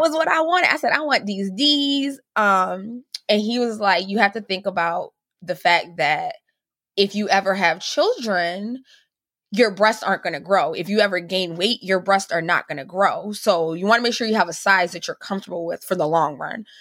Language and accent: English; Cuba; moved away; I'm originally from Cuba